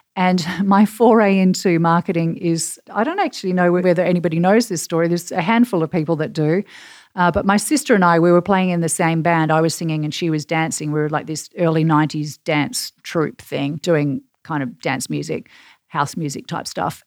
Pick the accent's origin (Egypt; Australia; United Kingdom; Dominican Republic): Australia; Perth, Western Australia; accent: Australian; now in New York City, United States; I am from Perth on the west coast of Australia, which is about eleven thousand miles away from New York City